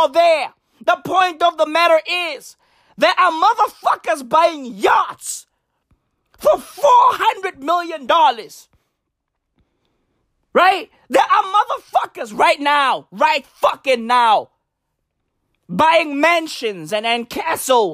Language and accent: English; South Africa; I love being South African. I love being African. I love being black. I love being Tswana